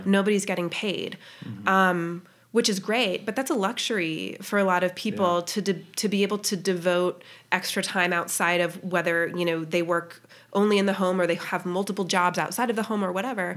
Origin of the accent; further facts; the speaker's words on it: Littleton, Colorado, United States; moved away as an adult; also born or lived in Boston, Massachusetts; now in Lewisburg, United States; I grew up in Littleton, Colorado